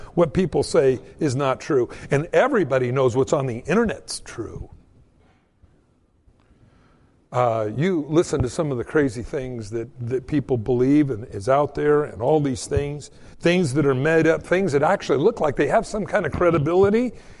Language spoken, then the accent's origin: English; Southern California, United States; I grew up in Southern California